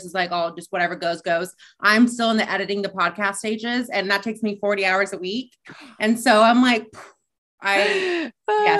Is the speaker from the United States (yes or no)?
yes; the Bay Area, east of San Francisco, California, United States; also born or lived in Boise, Idaho / Los Angeles, California; I am back where I grew up, where my home roots are